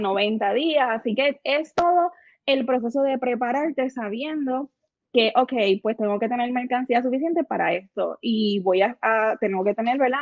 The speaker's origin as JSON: {"language": "Spanish", "town": "San Lorenzo", "country": "Puerto Rico", "said": "Yo soy de San Lorenzo, allá arriba hace frío"}